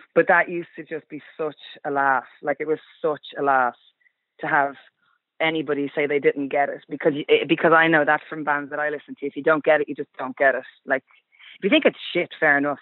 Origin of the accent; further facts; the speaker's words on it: Kildare, Leinster, Ireland; we're all from Kildare